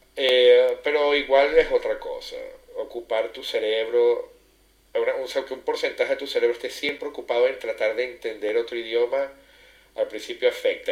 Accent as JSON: {"language": "Spanish", "town": "Caracas", "region": "Capital District", "country": "Venezuela", "moved": "as an adult", "lives_now": "Genoa, Italy", "said": "soy del acento, como decía, me, me traiciona, soy venezolano eh, de Caracas y bueno, viviendo en este momento y ya desde hace 17 años casi en Génova, Italia"}